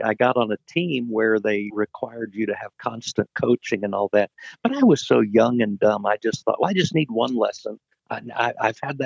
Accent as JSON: {"language": "English", "region": "Indiana", "country": "United States", "tie": "born or raised there", "said": "I grew up in Indiana playing basketball"}